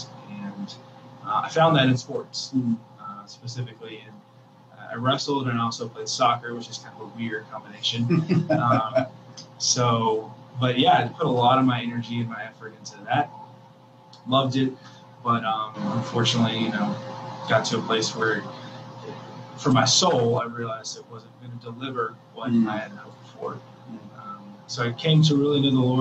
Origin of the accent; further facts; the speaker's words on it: South Carolina, United States; I was born and raised in South Carolina, so always consider myself a Southern boy at heart